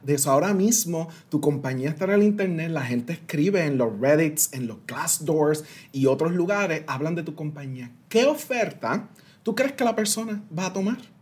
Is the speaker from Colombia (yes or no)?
no; San Sebastián, Puerto Rico; first language Spanish; moved away as an adult; also born or lived in Washington, D.C. / United States; nací y me crié en Puerto Rico